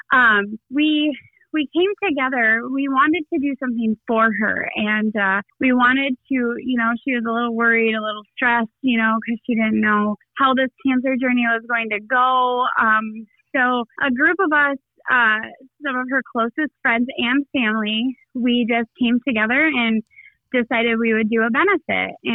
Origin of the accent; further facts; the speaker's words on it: Shepherd, Michigan, United States; Yes, I uh, I grew up in Shepherd. I've spent 39 years in Shepherd. I'm raising my family in Shepherd.